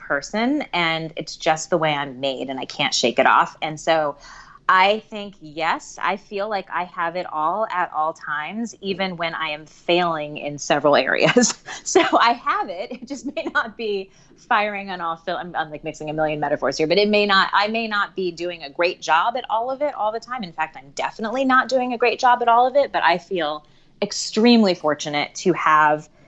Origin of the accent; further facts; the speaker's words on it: Ohio, United States; I was born in Ohio, and my parents are Midwestern